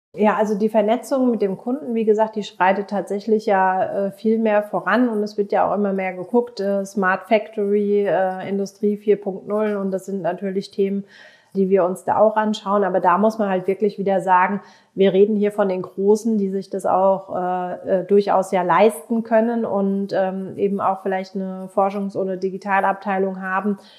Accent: Germany; Bei uns in Deutschland

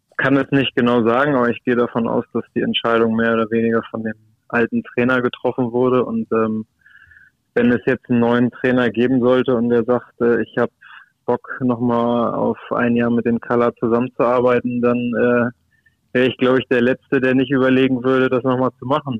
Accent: Hamburg, Germany; ich bin Hamburger, ich habe es geschafft, äh, hier zu bleiben, äh, Freunde und Familie im direkten Umfeld zu haben

